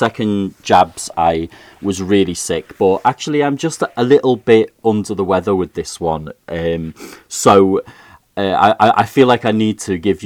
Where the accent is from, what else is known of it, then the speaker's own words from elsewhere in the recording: Liverpool, North West England, United Kingdom; accent: Liverpool; I always feel like I have to put away my Liverpool accent